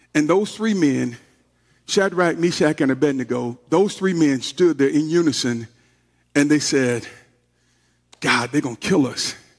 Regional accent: Georgia, United States; I'm from Georgia

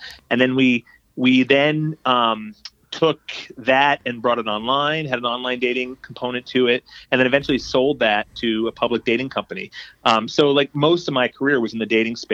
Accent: South Florida, United States; also born or lived in New York City; now in Boston, United States; just in South Florida. I grew up

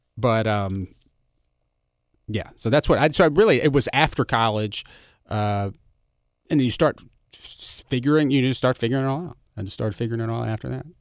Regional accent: Germantown, Tennessee, United States; I grew up in Germantown.

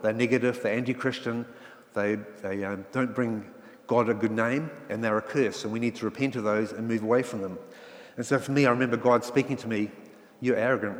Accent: England, United Kingdom; now in New Zealand; And I came from England where class system is very strong, but New Zealand does have a class system, doesn't it?

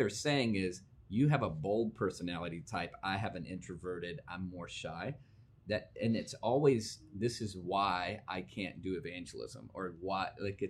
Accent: Virginia, United States; I grew up in Virginia, we could throw a rock and hit three churches by accident.

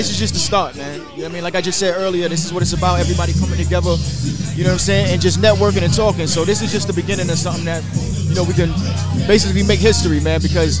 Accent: New York, United States; now in Detroit, United States; I'm from New York. New York, yeah.

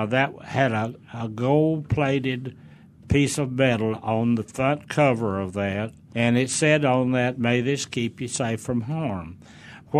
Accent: Stone County, Arkansas, United States; I grew up in Stone County, Arkansas. The county seat was Mountain View

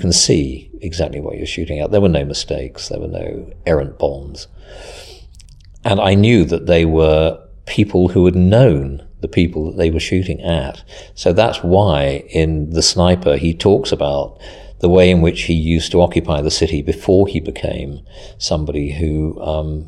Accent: Mid-Bucks, South East England, United Kingdom; also born or lived in Devon; I was born in Devon. I grew up in Mid-Bucks

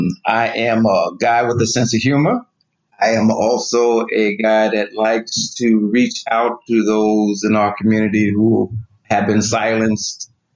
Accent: Plainfield, New Jersey, United States; Well, Plainfield's a small town, New Jersey, but there was a demarcation. Clear demarcation where the Black community resided and the white, larger white community.

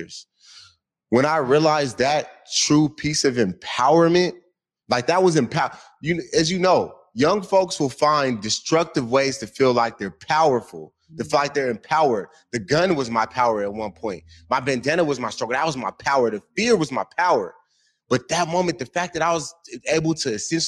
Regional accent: Seattle, Washington, United States; also born or lived in San Antonio, Texas; Born in San Antonio, Texas, came out here when I was like 1 year old.

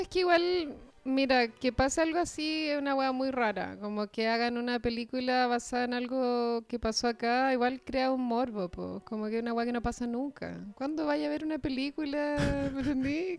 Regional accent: Chile; siendo chileno

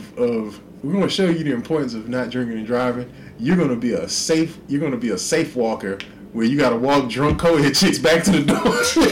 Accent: Houston, Texas, United States; I just wanted to say, as a Houston kid

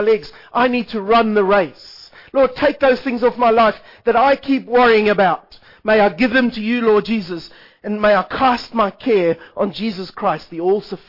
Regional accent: South Africa; I am South African

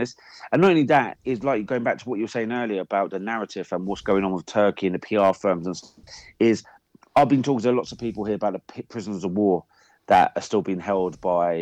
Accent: England, United Kingdom; me as an Englishman

